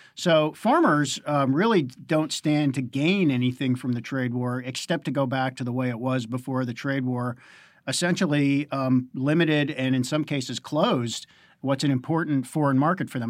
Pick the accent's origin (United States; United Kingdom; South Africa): United States; Pittsburgh, Pennsylvania; my hometown, Pittsburgh